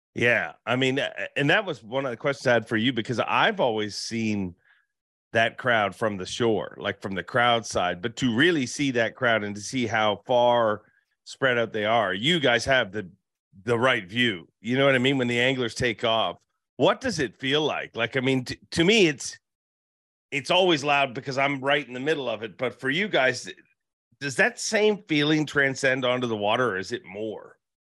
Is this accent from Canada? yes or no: yes; Canada; I'm from Canada